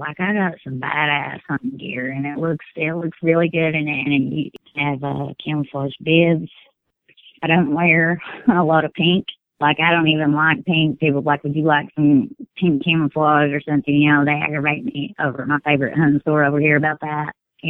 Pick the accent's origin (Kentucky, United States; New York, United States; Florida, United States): Kentucky, United States; Whitley County.